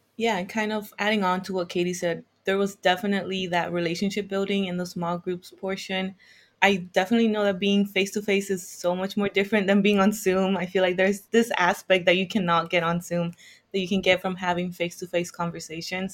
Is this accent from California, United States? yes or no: yes; Hawthorne, California, United States; moved away; I'm from California, uh, the southern part of California. So I'm from Hawthorne, which is around 10 minutes from the airport.